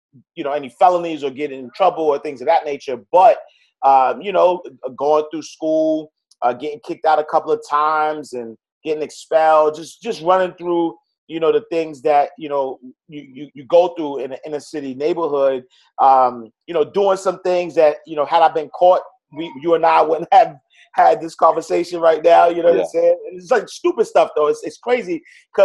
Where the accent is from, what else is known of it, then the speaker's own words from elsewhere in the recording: New York City, New York, United States; I'm a kid from New York City, Harlem. Grew up in the St. Nicholas houses